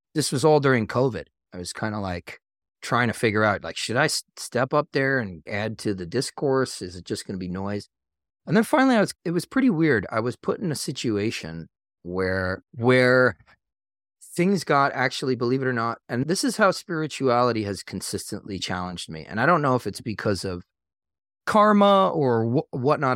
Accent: Long Island, New York, United States; moved away as an adult; now in North Carolina, United States; I grew up on Long Island

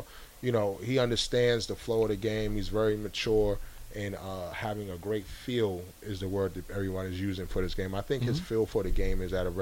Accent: New York City, New York, United States; moved away; growing up in New York City

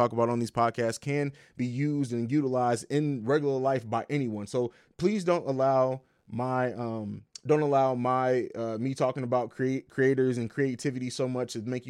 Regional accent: St. Louis, Missouri, United States; also born or lived in Italy / Germany / Tennessee / Georgia; I grew up in Europe, grew up in Italy, Germany, lived in Tennessee for a little while, Georgia. We moved a lot. And so, shout out to St. Louis. I can't forget the home.

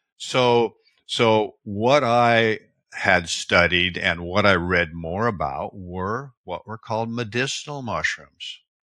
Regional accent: Seattle, Washington, United States; I was born in the Pacific Northwest, Washington State, Seattle area

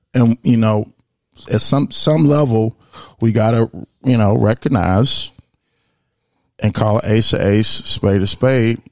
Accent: United States; I'm also very proud to be an American because I was born here and I'm an American first

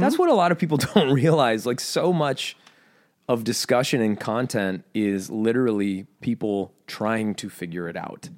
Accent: United States; I'm American

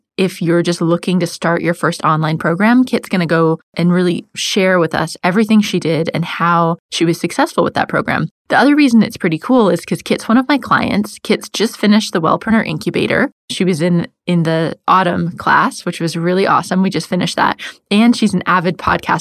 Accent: United States; now in London, United Kingdom; I live in London, as you know, and I'm American

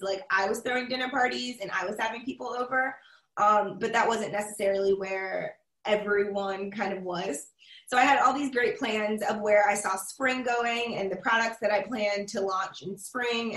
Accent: Charleston, South Carolina, United States; born or raised there; now in Columbia, United States

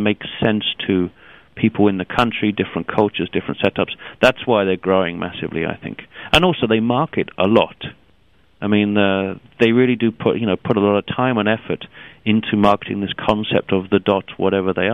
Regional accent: London, United Kingdom; I come originally from London

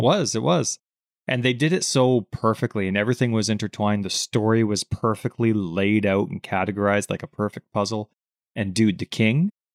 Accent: Canada; we're from Canada.

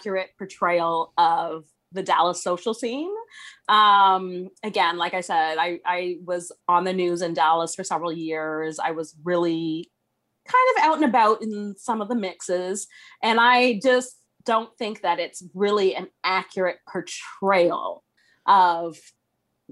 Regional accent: Toronto, Ontario, Canada; I'm from the Toronto area. And so I'm Canadian.

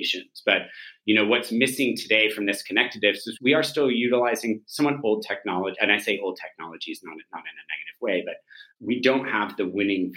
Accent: Silicon Valley, California, United States; I grew up in Silicon Valley all of my life

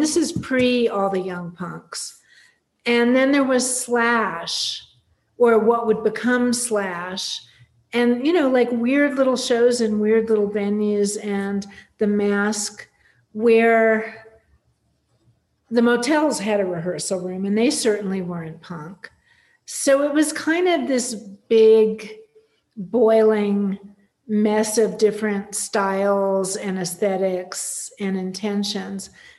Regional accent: Palm Springs, California, United States; I grew up in Palm Springs, California, which at that time had maybe 10,000 people living there. Most of them were winter residents, and everything would close up for 4 months from like May to September

